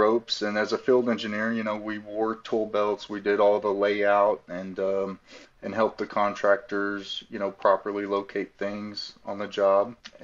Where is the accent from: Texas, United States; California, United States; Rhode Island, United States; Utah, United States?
Texas, United States; Wichita Falls; moved away as an adult; also born or lived in Dallas-Fort Worth, Texas; now in Doral, United States; But I grew up and was born and raised in Texas in a small town, Wichita Falls